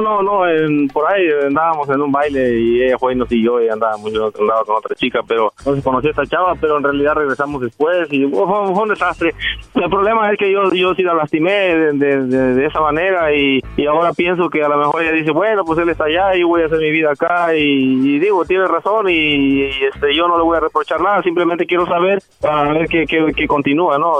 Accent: Jalisco, Mexico; moved away; also born or lived in Guerrero; nací en Guerrero, me crié en Jalisco, pero nací en Guerrero.

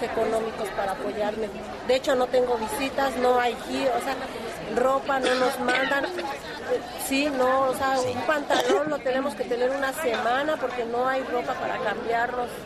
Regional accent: State of Mexico, Mexico; now in Mexicali, Mexico; Del estado de México, del distrito

